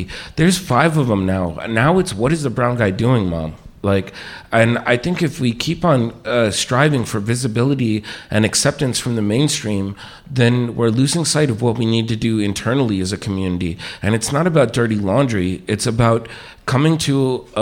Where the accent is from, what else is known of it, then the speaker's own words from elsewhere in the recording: New York City, New York, United States; I'm from Queens